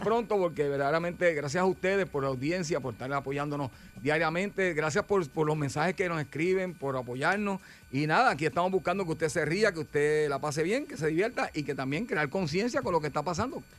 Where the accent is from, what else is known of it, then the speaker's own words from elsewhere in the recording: Puerto Rico; somos puertorriqueños